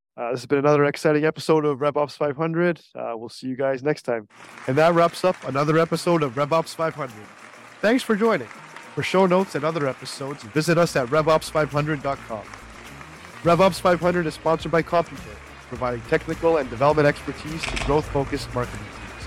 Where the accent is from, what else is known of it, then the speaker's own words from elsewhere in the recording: Canada; also born or lived in Niagara Falls; we're both Canadian